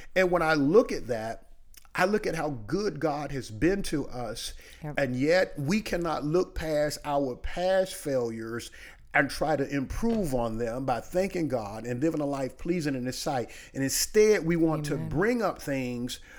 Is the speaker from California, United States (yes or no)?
no; small town in North Carolina, United States; also born or lived in New York City, New York; now in Tampa, United States; we moved from New York City to a small town in North Carolina